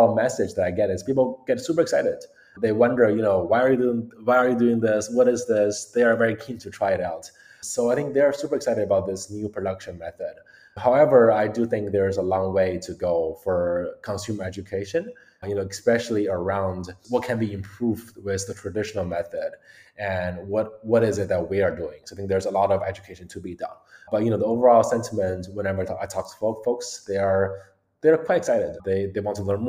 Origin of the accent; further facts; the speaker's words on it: Beijing, China; moved away as an adult; also born or lived in United States; I grew up in China, Beijing, and actually moved to the US around 11 years ago